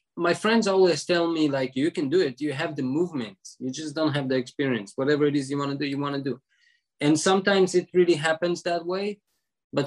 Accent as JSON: {"language": "English", "country": "Israel", "tie": "born or raised there"}